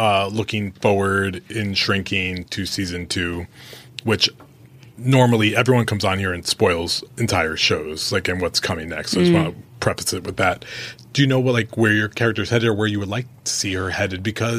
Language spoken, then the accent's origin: English; New York, United States; moved away; And I'm from New York originally